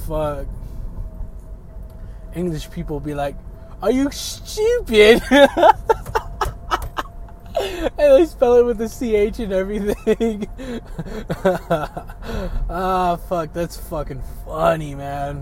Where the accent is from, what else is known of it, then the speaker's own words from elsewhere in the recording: United States; I'm American